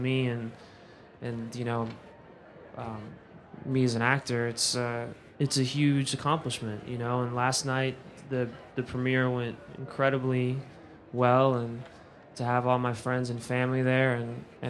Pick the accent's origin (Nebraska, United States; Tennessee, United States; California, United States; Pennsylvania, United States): Pennsylvania, United States; Philadelphia; moved away; It's my hometown